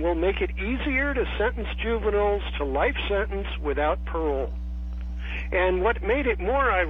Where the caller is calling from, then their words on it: San Francisco, California, United States; Well, I'm the guy from San Francisco.